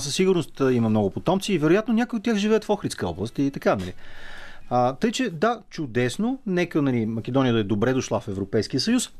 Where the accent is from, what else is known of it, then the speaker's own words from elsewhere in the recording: Bulgaria; българите сме